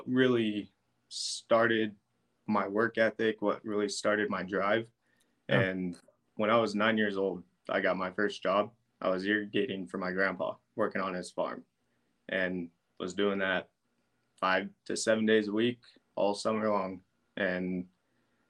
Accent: Brush, Colorado, United States; I was born and raised in Brush.

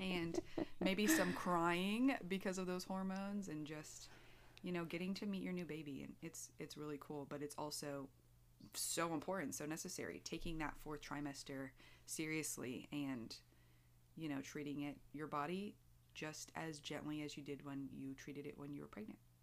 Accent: United States; as an American

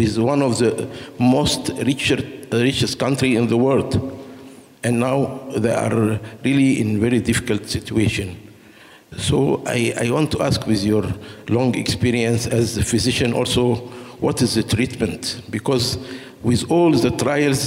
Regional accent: Egypt; moved away; also born or lived in Benin; I'm African from Egypt, and I'm a medical doctor

